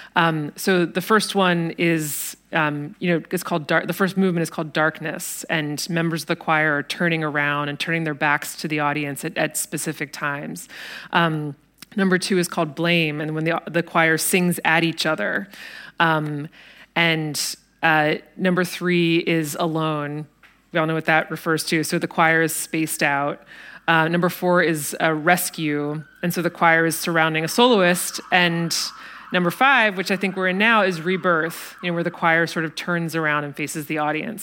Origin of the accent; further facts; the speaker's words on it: United States; speaking as an American